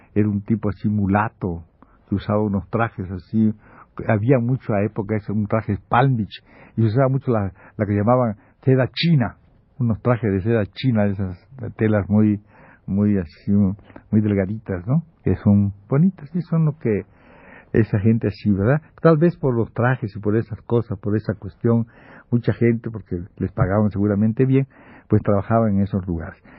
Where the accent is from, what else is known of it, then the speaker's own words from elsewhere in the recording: Campeche, Mexico; moved away; estoy de vacaciones en mi pueblo